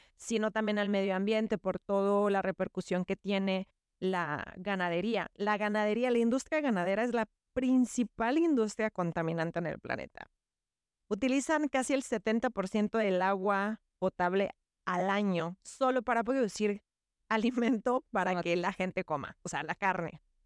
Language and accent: Spanish; Yucatán, Mexico; somos una familia yucateca tradicional